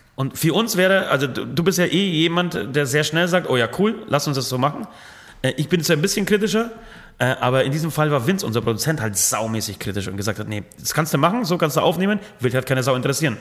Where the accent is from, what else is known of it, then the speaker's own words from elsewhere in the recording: Franconia, Bavaria, Germany; bei uns in Franken